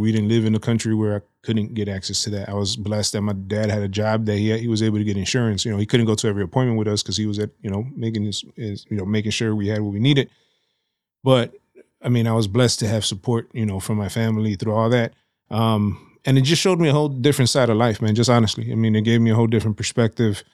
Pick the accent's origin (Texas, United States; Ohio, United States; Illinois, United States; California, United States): Illinois, United States; Chicago; I was born in Humboldt Park, so, in the region, so right, right on in the middle of Humble Park. Um, grew up, uh, uh, like Bucktown, Wicker Park area in the early eighties, uh, and then moved out to Hermosa in the early nineties